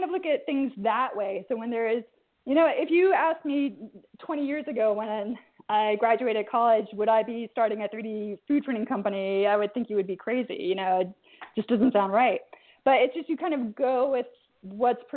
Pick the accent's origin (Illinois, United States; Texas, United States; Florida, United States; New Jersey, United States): New Jersey, United States; also born or lived in New York / London / Cambridge / Sant Cugat; now in Barcelona, Spain; I grew up in New Jersey.